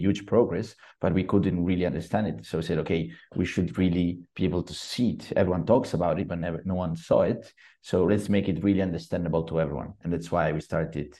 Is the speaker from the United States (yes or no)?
no; Genoa, Liguria, Italy; I come from Genoa